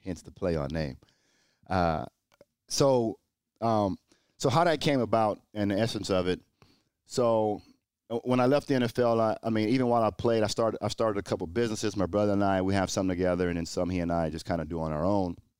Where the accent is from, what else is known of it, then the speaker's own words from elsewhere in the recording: Port Arthur, Texas, United States; moved away as an adult; growing up in Port Arthur, Texas, surrounded by drug abuse and violence